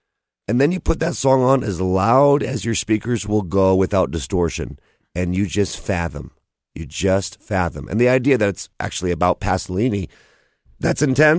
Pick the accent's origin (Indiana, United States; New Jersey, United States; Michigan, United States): Michigan, United States; And I grew up in Michigan, and then found out about Tim when I was probably, 14